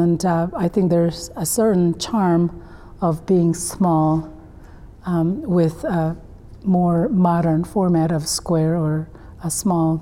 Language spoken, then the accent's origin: English; South Korea; moved away; my home country, South Korea